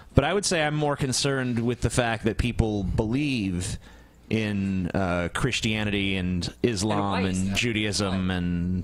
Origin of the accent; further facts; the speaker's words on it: United States; I'm an American.